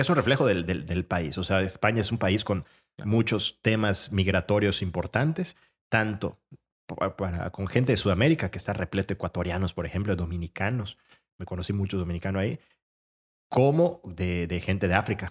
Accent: Mérida, Yucatán, Mexico; also born or lived in Madrid, Spain; nos fuimos varias personas de Mérida

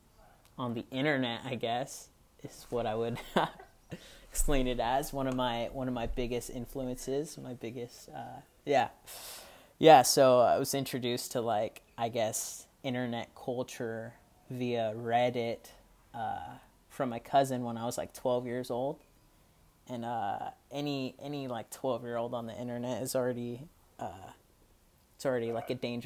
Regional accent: Gilroy, California, United States; also born or lived in San Jose, California; I grew up in a town called Gilroy, California. It's about an hour south of San Francisco. I was born in San Jose

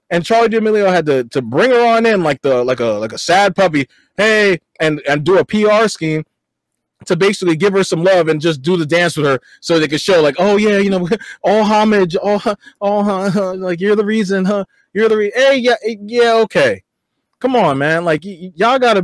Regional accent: Nigeria; I'm Nigerian. You know what I mean? I'm Nigerian first

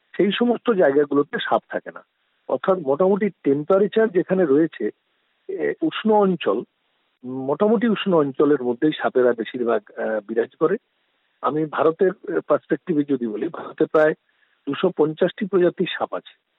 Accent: Sitapur, West Bengal, India; আমি পশ্চিম মেদিনীপুরের ঘাটাল মহকুমার দাসপুর থানার অন্তর্গত সীতাপুর গ্রামের বাসিন্দা বর্তমানে আমি সীতাপুর গ্রামেই থাকি

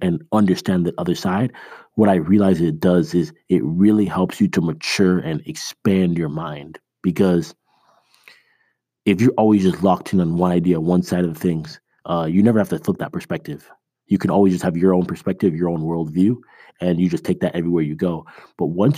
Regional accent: Toronto, Ontario, Canada; now in United States; I was born in Canada

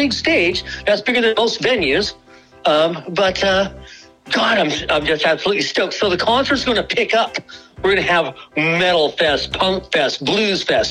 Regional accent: Portland, United States; moved away; I grew up in Portland. I didn't grow up out here.

